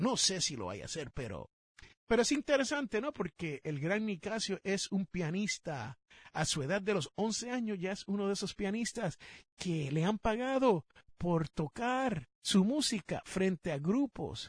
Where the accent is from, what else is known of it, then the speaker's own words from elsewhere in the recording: Puerto Rico; now in United States; en el país donde yo me crié, en la isla del encanto